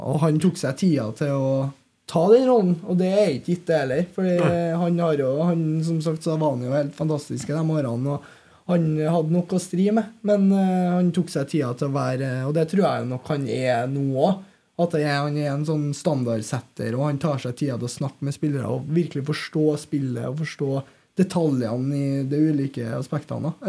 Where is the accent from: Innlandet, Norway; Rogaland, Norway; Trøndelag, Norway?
Trøndelag, Norway; jeg er jo trønder og har vært på Lerkendal siden jeg var fire år.